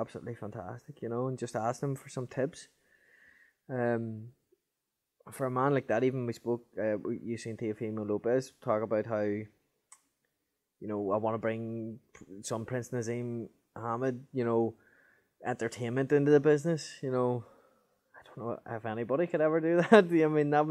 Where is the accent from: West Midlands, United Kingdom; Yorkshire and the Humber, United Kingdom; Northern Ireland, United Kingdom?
Northern Ireland, United Kingdom; I'm from Northern Ireland. Well, the north of Ireland